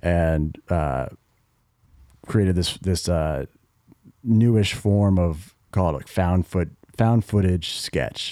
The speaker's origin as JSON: {"language": "English", "town": "Greenwich", "region": "Connecticut", "country": "United States", "tie": "born or raised there", "said": "we're from Connecticut, town called Greenwich, Connecticut"}